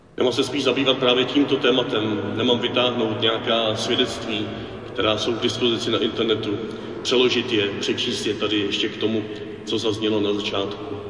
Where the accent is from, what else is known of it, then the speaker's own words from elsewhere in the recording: Czechia; Proč tam jezdíme z Čech